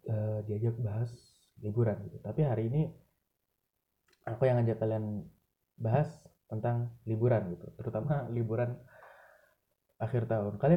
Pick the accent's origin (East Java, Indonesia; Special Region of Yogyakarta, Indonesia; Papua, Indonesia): East Java, Indonesia; Malang; aku ya sebagai warga Malang sebagai orang yang emang dari lahir udah tinggal di Malang